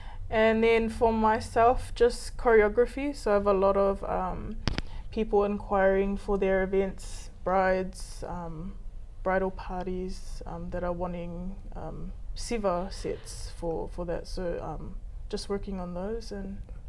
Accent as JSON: {"language": "English", "region": "Hawaii", "country": "United States", "said": "I'm from Hawaii, so that's that all came from that very humble Instagram page that we started off with some interesting layouts."}